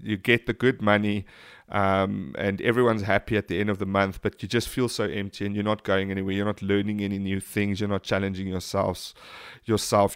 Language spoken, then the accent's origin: English; South Africa; being South African